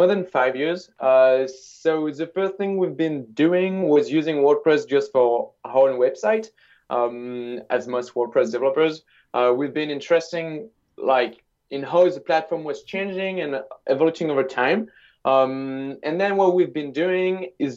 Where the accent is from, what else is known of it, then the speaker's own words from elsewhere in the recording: Lille, Hauts-de-France, France; English is a second language; I'm from Lille, which is in the north of France.